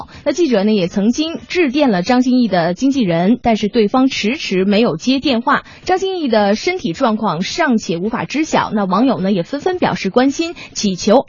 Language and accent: Chinese; Northeast China, China; 俺们都是东北人啊